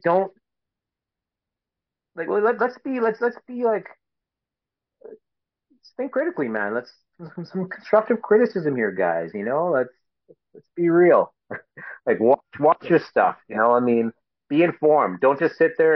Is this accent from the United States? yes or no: no; Canada; being a Canadian